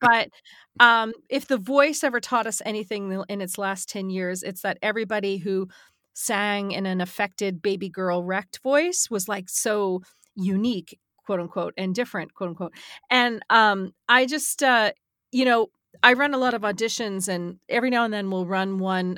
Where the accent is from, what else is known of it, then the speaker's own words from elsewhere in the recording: South Shore, Massachusetts, United States; I was from South